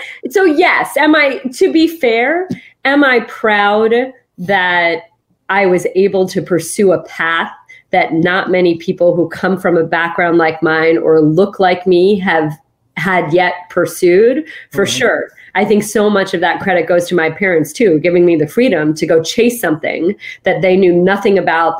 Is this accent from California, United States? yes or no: no; New Jersey, United States; just like my being the daughter of immigrants, just like my growing up in New Jersey